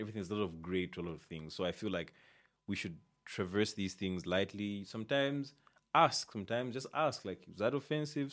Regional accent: Isoka, Muchinga Province, Zambia; I'm from, like, Muchinga, Isoka, Nika

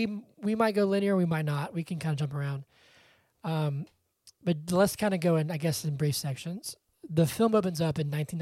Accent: the South, United States; we grew up in the South too

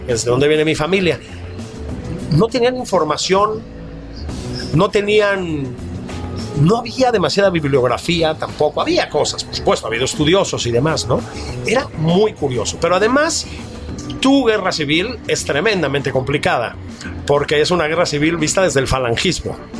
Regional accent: Mexico; hijos del exilio, nietos del exilio español, que nacimos en México

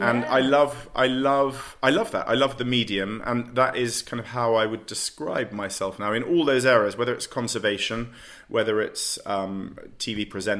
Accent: London, United Kingdom; I'm a Londoner through and through. I was born in the middle of London. I could see Marble Arch from my childhood bedroom.

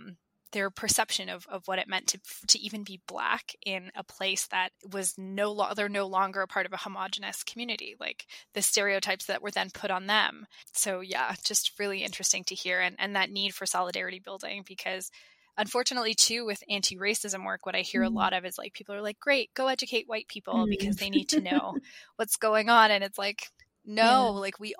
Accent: Toronto, Ontario, Canada; My parents, bless their heart, but as immigrants, I was born and raised in Toronto, but my parents immigrated from Eritrea.

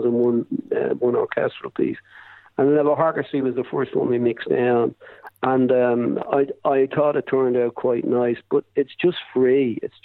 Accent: Dublin, Leinster, Ireland; born or raised there; also born or lived in Drimnagh, Dublin / Rathmines, Dublin

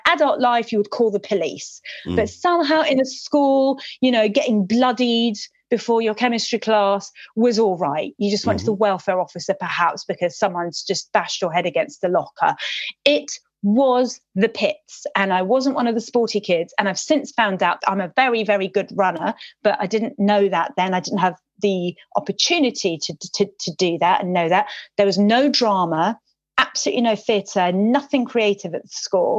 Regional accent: London, United Kingdom; English is a second language; I went to a school called Montpelier in Ealing, my primary school

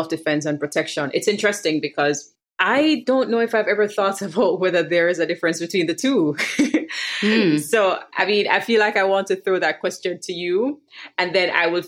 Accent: Jamaica; a millennial Jamaican woman living in Kingston

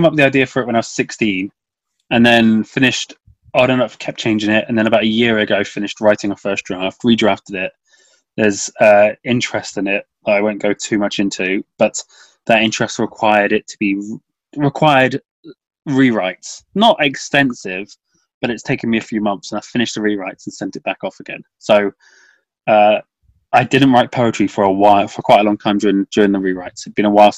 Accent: Redruth, South West England, United Kingdom; moved away as an adult; also born or lived in Truro / St Austell; now in Wales, United Kingdom; I lived in Cornwall my whole life, born and bred in Redruth

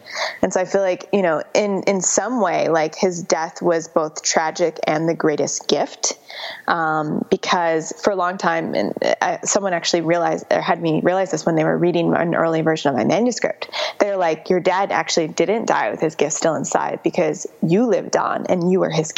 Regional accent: Chicago, Illinois, United States; moved away as an adult; also born or lived in San Francisco; I grew up in Chicago, worked at a digital agency and then moved to San Francisco for tech

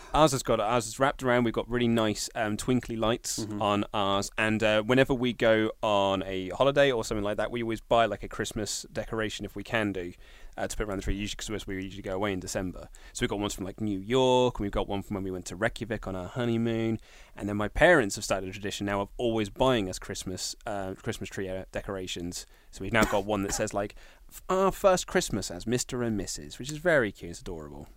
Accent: Reading, South East England, United Kingdom; Reading Town Centre, which is my hometown

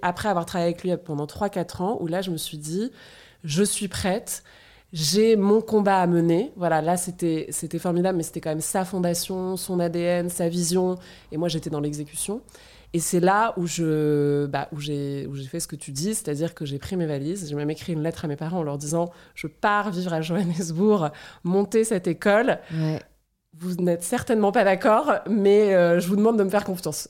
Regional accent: France; moved away as an adult; also born or lived in South Africa / United States / Argentina / Germany; je suis française

